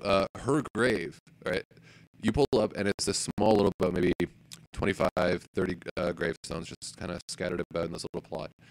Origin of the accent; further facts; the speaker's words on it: Elmwood, Ontario, Canada; I grew up in Elmwood.